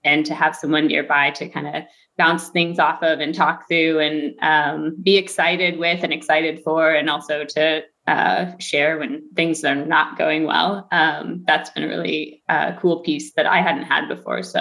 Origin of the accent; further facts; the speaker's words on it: Logansport, Indiana, United States; I grew up in Logansport, Indiana, with my parents and my sister.